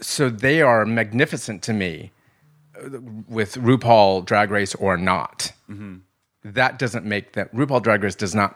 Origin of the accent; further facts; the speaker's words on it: Lakewood, California, United States; also born or lived in Los Angeles; I grew up in Lakewood, California, which was, it's just about 30 minutes outside of the Los Angeles